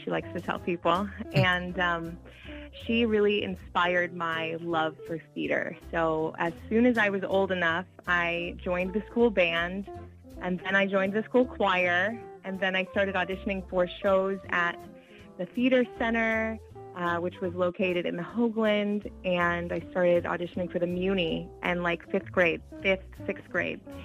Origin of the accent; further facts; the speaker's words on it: Springfield, United States; now in Boston, United States; my hometown